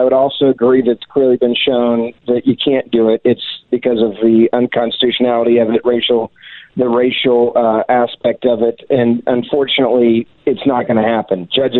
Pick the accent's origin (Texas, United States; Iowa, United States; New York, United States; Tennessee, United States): Tennessee, United States; Memphis; Memphis, Tennessee, my hometown